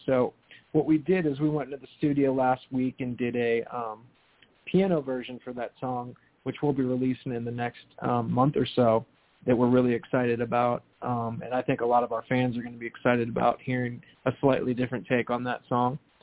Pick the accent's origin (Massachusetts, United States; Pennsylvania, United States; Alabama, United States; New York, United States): Pennsylvania, United States; Pittsburgh; moved away as an adult; now in New Jersey, United States; I grew up there, was born and raised there